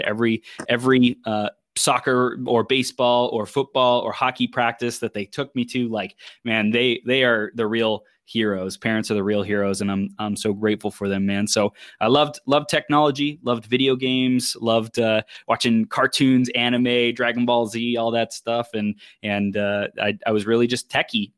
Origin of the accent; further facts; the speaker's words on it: Chino, California, United States; I was born in Southern California. And I grew up in, in Chino, in the Inland Empire